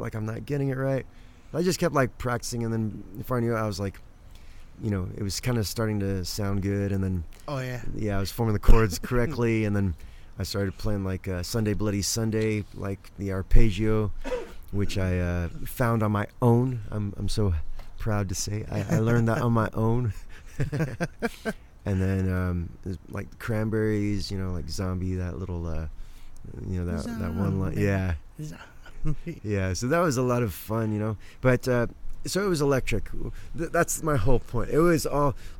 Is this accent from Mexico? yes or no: no; England, United Kingdom; moved away; at the time I grew up in England